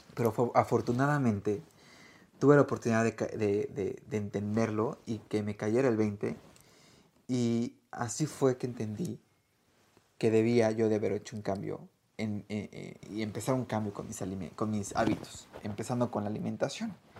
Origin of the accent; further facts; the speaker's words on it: Mexico; now in Australia; soy chef mexicano y por el momento vivo en Australia